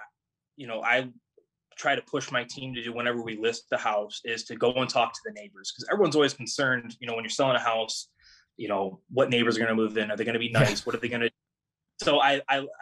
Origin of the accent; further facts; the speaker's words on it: United States; I grew up on Crystal Lake